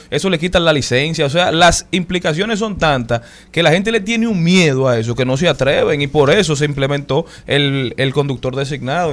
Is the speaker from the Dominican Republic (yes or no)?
yes; Dominican Republic; Como nacionales dominicanos